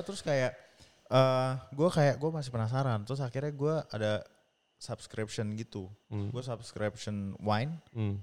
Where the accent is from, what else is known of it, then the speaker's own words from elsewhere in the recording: Indonesia; moved away; saya ya Indonesia orang Indonesia